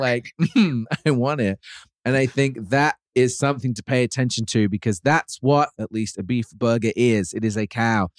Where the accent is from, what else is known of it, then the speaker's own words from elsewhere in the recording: Birmingham, West Midlands, United Kingdom; I grew up in Birmingham